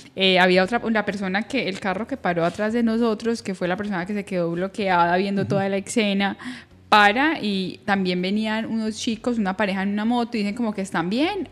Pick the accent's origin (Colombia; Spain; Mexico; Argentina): Colombia; salimos de Colombia